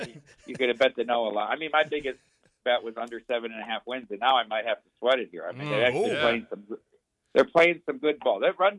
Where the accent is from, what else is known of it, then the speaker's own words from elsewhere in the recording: Iowa, United States; In my home state of Iowa